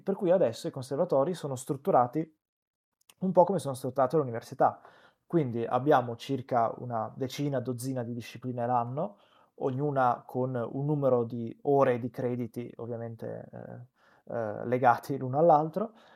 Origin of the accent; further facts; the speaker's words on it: Benevento, Campania, Italy; io sono cresciuto a Benevento che è una cittadina di provincia